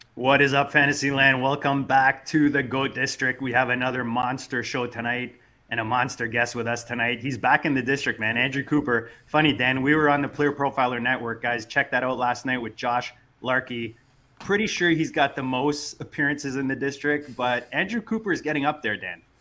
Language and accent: English; Canada; as a Canadian